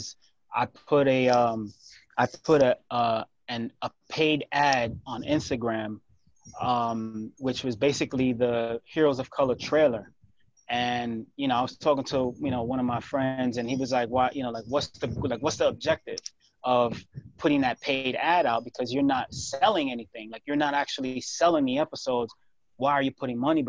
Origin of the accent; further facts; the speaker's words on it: New York, United States; growing up in New York